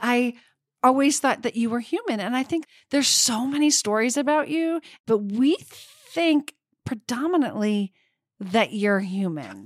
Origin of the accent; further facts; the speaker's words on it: Vermont, United States; I grew up in Vermont, and one of my sisters still lives in the house I grew up